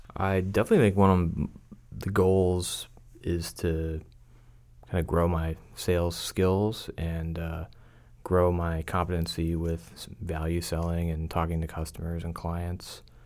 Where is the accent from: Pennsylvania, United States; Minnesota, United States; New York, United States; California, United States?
Pennsylvania, United States; moved away as an adult; also born or lived in Tampa, Florida; now in Dallas, United States; I'm originally from Pennsylvania